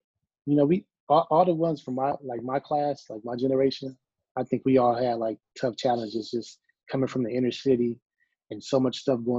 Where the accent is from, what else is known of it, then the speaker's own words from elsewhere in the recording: Compton, California, United States; Well, growing up in Compton, it was drive-bys all the time.